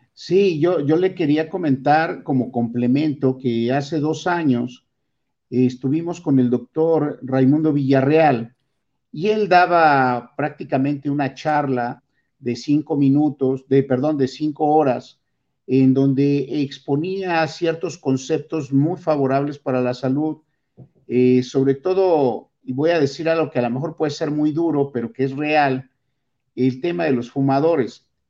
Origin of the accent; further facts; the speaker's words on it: Mexico; nuestra dieta como mexicanos